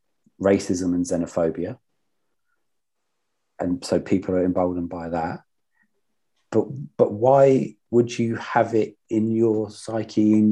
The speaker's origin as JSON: {"language": "English", "town": "Luton", "region": "East of England", "country": "United Kingdom", "said": "I'm from Luton and we're so diverse in this town."}